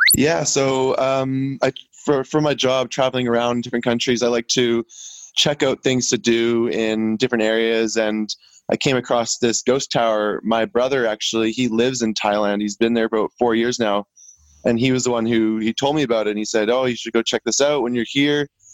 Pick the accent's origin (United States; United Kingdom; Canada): Canada; Vancouver Island, British Columbia; I'm from Vancouver Island and on in British Columbia